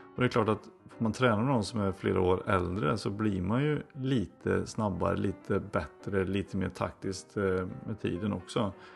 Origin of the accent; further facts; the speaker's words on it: Floby, Västra Götaland, Sweden; i Floby då växte jag upp